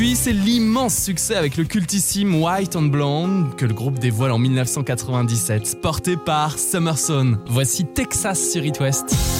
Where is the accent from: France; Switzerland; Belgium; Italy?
France; chez nous, en France